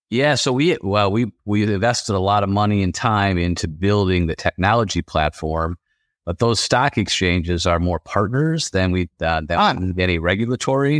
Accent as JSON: {"language": "English", "region": "West Michigan", "country": "United States", "tie": "born or raised there", "also_born_or_lived": "Detroit", "said": "growing up in West Michigan, we went over to Detroit for games"}